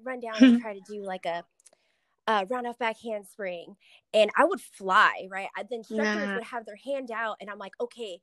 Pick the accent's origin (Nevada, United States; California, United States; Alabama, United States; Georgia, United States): Nevada, United States; Las Vegas; also born or lived in San Diego; I'm from Vegas. Born and raised. I lived in San Diego for about 4 years